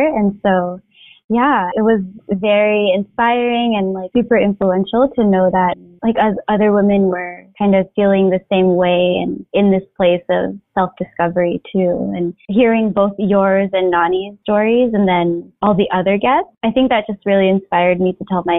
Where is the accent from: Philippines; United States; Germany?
Philippines; I think as Filipino women, we're kind of used to being in the background